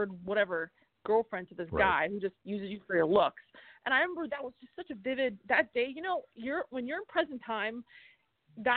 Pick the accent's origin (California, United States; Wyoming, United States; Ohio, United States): Ohio, United States; moved away as an adult; also born or lived in Flint, Michigan; I grew up in Ohio.